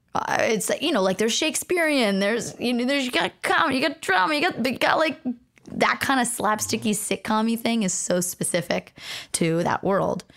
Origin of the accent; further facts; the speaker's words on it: Los Angeles, California, United States; I was born and raised in Los Angeles